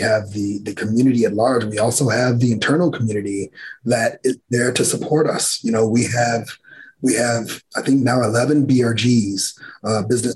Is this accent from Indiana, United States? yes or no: yes; Gary, Indiana, United States; I grew up in Gary, Indiana